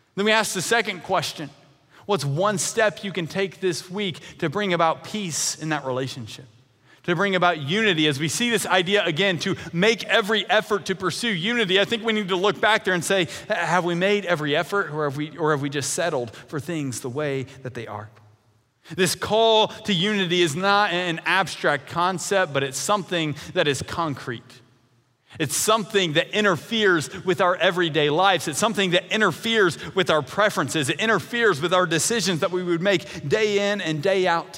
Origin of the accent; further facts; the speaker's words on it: Eastern Kentucky, United States; moved away as an adult; also born or lived in Grayson, Kentucky; now in Evansville, United States; born and raised in Eastern Kentucky